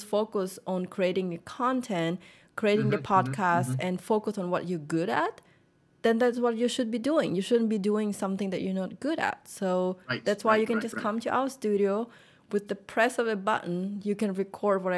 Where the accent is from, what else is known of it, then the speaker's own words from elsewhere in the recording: Russia; moved away as an adult; now in United States; I was born pretty much in Russia, but my parents are Vietnamese and they moved there and then I was born. So that's where I grew up my whole life